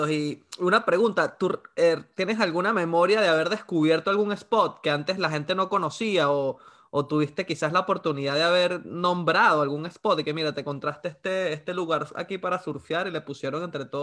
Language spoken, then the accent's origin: Spanish; Pelúa, La Guaira, Venezuela; moved away; crecí, aprendí a surfear en Pelúa